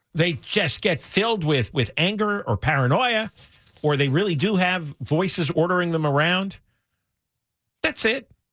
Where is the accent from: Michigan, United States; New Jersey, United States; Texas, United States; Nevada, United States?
New Jersey, United States; now in California, United States; in my town, growing up in New Jersey, it was a small suburban town, lower middle class.